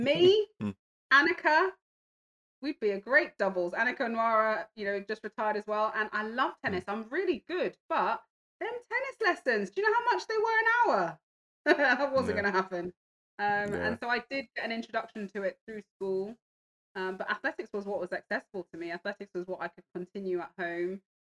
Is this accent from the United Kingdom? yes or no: yes; London, United Kingdom; also born or lived in Hertfordshire; I grew up in Northwest London, Stonebridge Park, single parent home